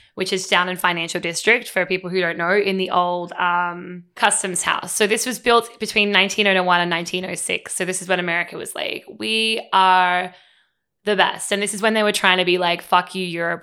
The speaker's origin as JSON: {"language": "English", "country": "Australia", "moved": "as an adult", "lives_now": "United States", "said": "as an Australian"}